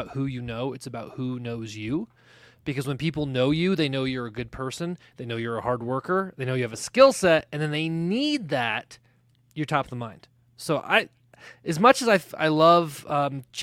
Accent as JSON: {"language": "English", "region": "New Mexico", "country": "United States", "tie": "born or raised there", "also_born_or_lived": "Colorado", "moved": "yes", "lives_now": "Denver, United States", "said": "I love living in Colorado, but I grew up in New Mexico."}